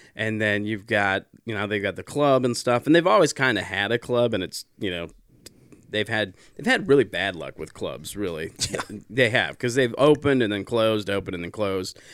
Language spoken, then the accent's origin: English; South Dakota, United States; I grew up in South Dakota